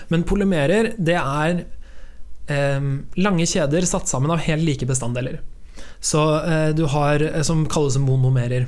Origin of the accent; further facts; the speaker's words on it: Sarpsborg, Østfold, Norway; Borregaard, den store fabrikken hjemme i Sarpsborg